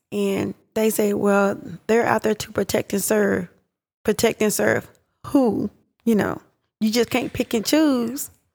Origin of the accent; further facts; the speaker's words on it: Pittsburg, Texas, United States; I grew up in Pittsburgh, Texas